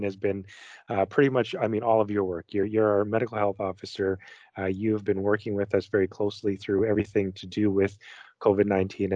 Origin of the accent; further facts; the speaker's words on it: Winnipeg, Manitoba, Canada; moved away; that's where I grew up as well, born and raised in Winnipeg